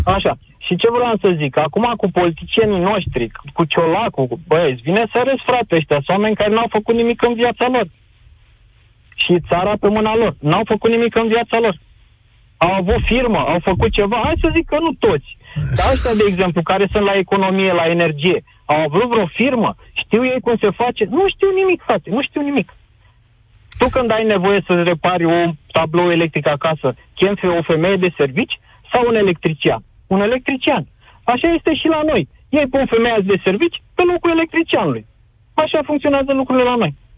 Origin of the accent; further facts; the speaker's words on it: Bucharest, Romania; eu sunt din București